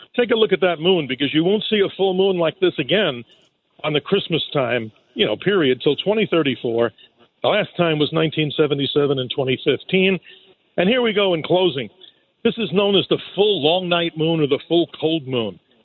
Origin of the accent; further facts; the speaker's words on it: New York City, New York, United States; I'm a New Yorker. I grew up in. Uh, right down in Rockaway Beach there